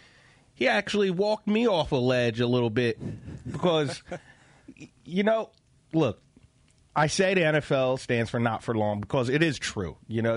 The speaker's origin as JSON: {"language": "English", "town": "Philadelphia", "region": "Pennsylvania", "country": "United States", "tie": "born or raised there", "said": "I grew up in Philadelphia"}